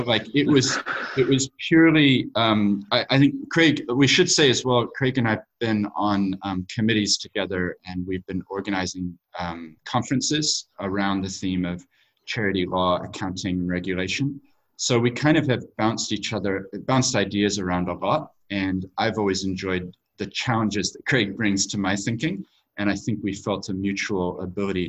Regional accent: New Zealand; also born or lived in United States / Tokyo, Japan / London, United Kingdom / Sydney, Australia; my accent. So I have parents who were from America, but we moved to New Zealand when I was 7 years old

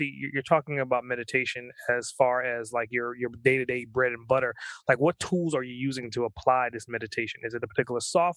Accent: New York City, New York, United States; now in Atlanta, United States; I'm based out of Atlanta, and I'm from New York originally, from Brooklyn

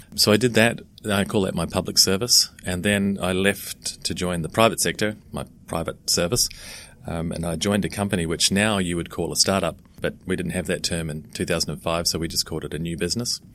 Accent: New Zealand; moved away; also born or lived in London / Australia / Russia / Caribbean; I'm originally from New Zealand

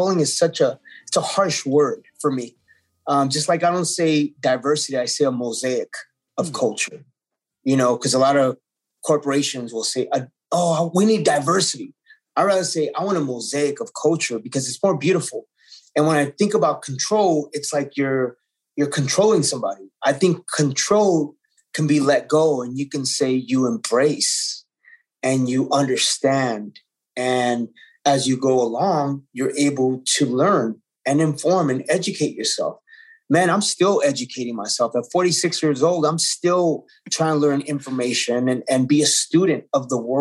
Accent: Los Angeles, California, United States; I was born in East Los Angeles and it was a predominantly Mexican-American community.

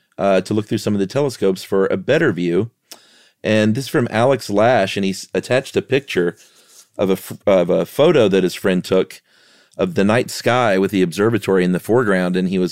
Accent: New Zealand; I'm from New Zealand. My dad played a part in the formation of our own dark sky reserve in the Mackenzie Basin.

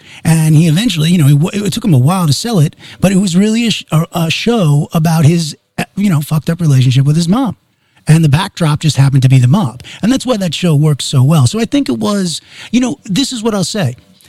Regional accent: Long Island, New York, United States; now in Calabasas, United States; I grew up in Long Island.

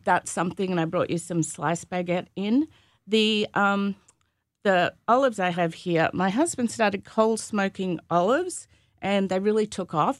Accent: Gympie, Queensland, Australia; moved away as an adult; also born or lived in Sydney / Melbourne / San Francisco; now in United States; my hometown is Gympie

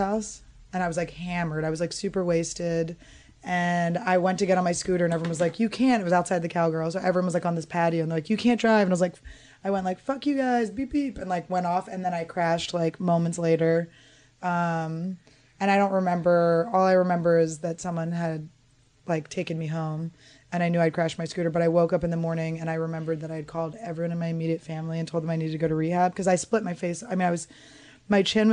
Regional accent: Wyncote, Pennsylvania, United States; I'm from Winco, right next to it, but my parents live in Glenside now

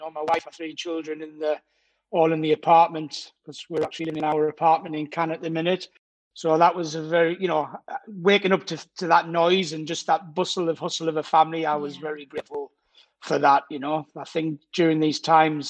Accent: Durham, North East England, United Kingdom; accent: Geordie; moved away as an adult; also born or lived in Scotland; now in Cannes, France; Originally, I'm from Durham, so yeah, the northeast of England. So that's where I grew up till I was 25.

